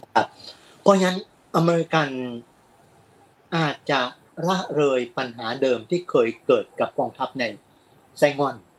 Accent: Thailand; พวกเราเติบโตในสังคมไทยจะเป็นพี่น้องคนไทยเชื้อสายจีนหรือไม่

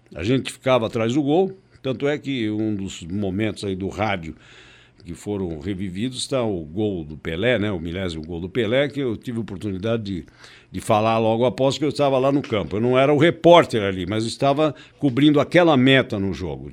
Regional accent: Brazil; Nós somos brasileiros

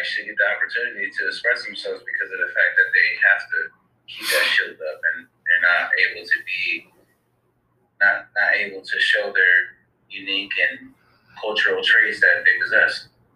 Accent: Waterbury, Connecticut, United States; I'm from Waterbury, Connecticut

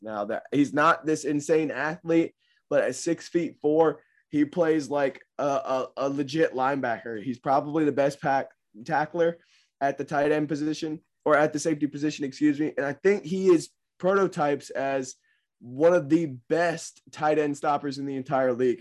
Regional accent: Lynchburg, Virginia, United States; I'm from Lynchburg, Virginia

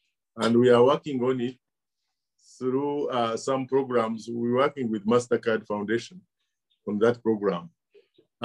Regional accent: Uganda; also born or lived in South Africa; I feared to say I'm from Uganda because of the shame of my country. Now I can tell anywhere in the world I am Ugandan.

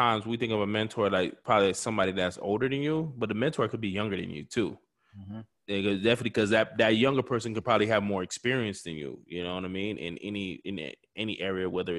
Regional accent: Haiti; growing up in the Caribbean culture, Haitian culture.

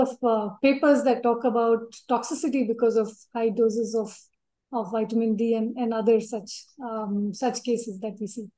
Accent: Bikaner, Rajasthan, India; now in Hyderabad, India; my hometown called Bikaner

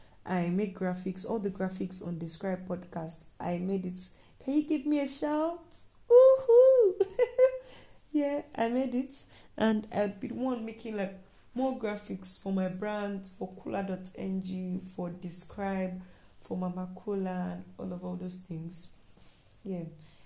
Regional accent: Nigeria; So being a Nigerian student is almost like stress and everything.

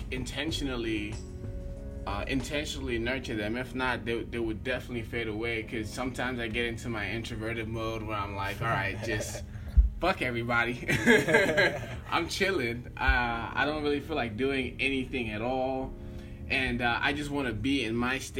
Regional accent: Nigeria; I am from Nigeria

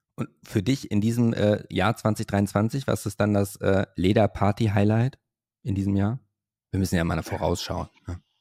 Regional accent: Hövelhof, North Rhine-Westphalia, Germany; ich komme ja aus Hövelhof, das ist ja bei Paderborn

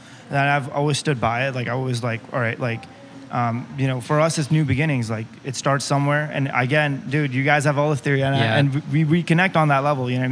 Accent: United States; to be a Pakistani American, raised here

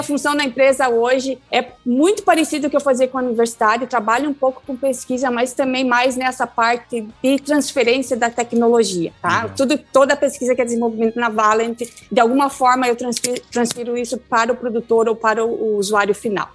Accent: Fraiburgo, Santa Catarina, Brazil; eu sou natural do sul do Brasil, ah, do estado de Santa Catarina, de uma das, uma das capitais Nacionais da Maçã, porque é uma briga entre três, quase duas, é, três né? cidades, que é a cidade chamada Praiburgo.

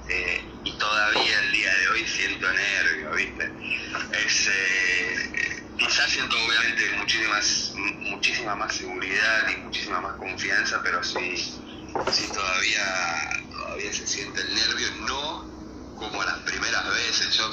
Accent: Argentina; moved away; yo soy argentino

